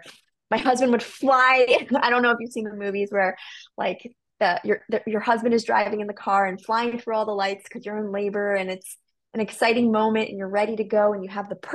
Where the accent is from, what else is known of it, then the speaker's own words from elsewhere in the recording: New York, United States; I'm from the New York